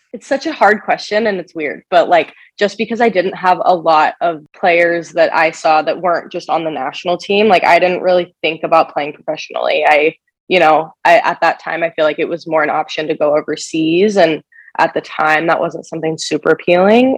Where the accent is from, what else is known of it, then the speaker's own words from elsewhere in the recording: Kansas City, United States; moved away as an adult; also born or lived in Nebraska; I am from Kansas City originally